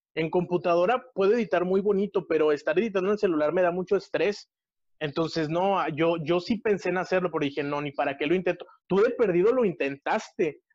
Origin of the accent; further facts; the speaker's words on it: Monterrey, Nuevo León, Mexico; yo soy de Monterrey, Nuevo León, México